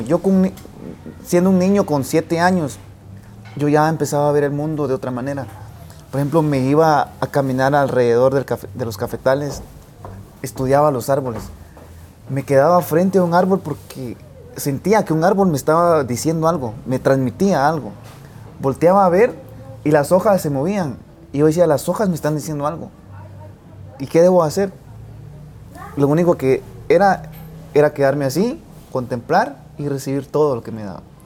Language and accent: Spanish; Boca Costa, San Marcos, Guatemala; soy del departamento de San Marcos. Soy de la Boca Costa, de una finca cafetalera.